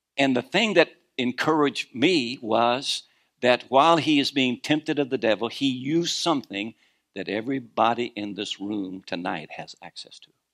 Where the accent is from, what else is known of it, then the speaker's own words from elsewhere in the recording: Kentucky, United States; moved away; also born or lived in Norfolk area, Virginia; I was born in Kentucky, but I was born again in Virginia